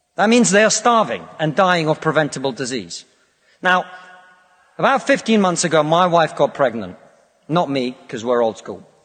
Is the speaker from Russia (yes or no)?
yes; Russia; now in United Kingdom